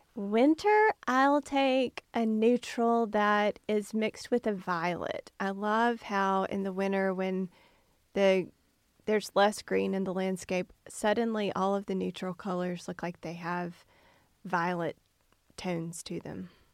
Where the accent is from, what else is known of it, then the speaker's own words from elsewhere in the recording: Canton, Mississippi, United States; I grew up in Canton